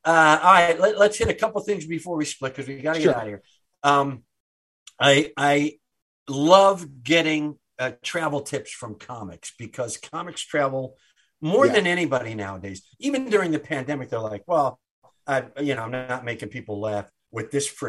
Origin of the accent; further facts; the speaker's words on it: Wisconsin, United States; I'm from Wisconsin